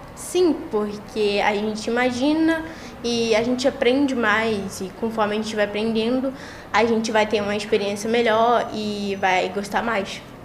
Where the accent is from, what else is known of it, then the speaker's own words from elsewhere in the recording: Rio de Janeiro, Brazil; eu sou carioca, nasci no Rio